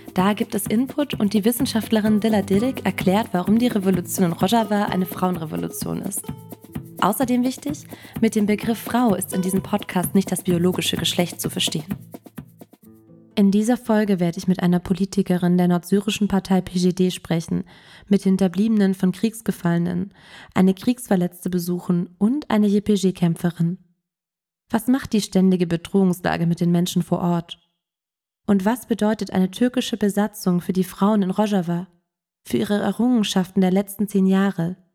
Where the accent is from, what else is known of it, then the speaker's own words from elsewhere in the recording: Germany; bei uns in Deutschland